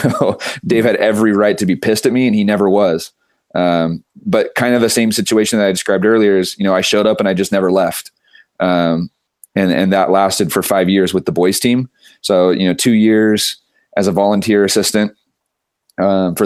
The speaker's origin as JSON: {"language": "English", "town": "Santa Maria", "region": "California", "country": "United States", "tie": "born or raised there", "said": "I grew up in Santa Maria, California"}